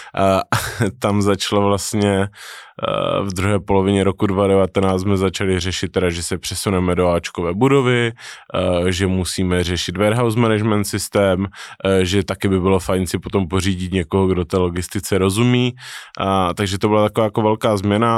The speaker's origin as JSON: {"language": "Czech", "country": "Czechia", "tie": "born or raised there", "said": "Narozený jsem v Česku, ale otec byl Řek, takže spolo, formálně jsem z poloviny Řek."}